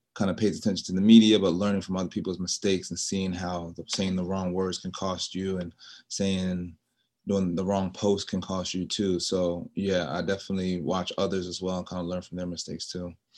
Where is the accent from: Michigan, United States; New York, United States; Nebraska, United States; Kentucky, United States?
New York, United States; moved away; also born or lived in Charlotte, North Carolina; I was born in New York